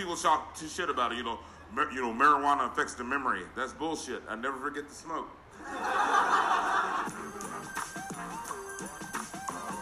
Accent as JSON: {"language": "English", "town": "Los Angeles", "region": "California", "country": "United States", "tie": "born or raised there", "said": "I grew up in the San Gabriel Valley"}